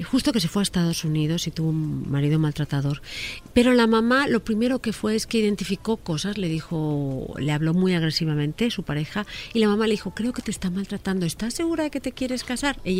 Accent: Spain; Mira, en España el sistema está funcionando bien, pero yo como española pienso que tendría que funcionar perfecto.

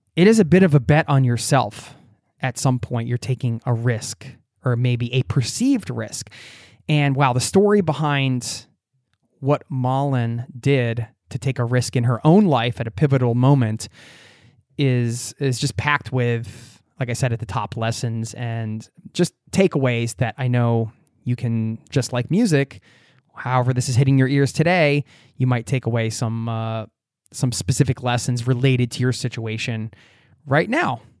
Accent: United States; now in Norway; I'm from America

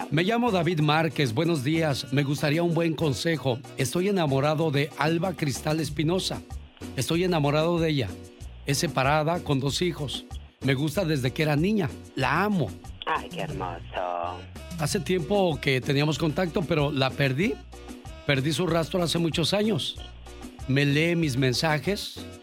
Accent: Mexico; moved away; salí de México, pero México nunca salió de mí.

